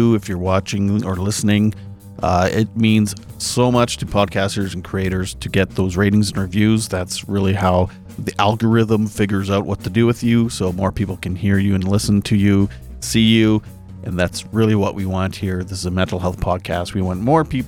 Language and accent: English; Canada; born or raised there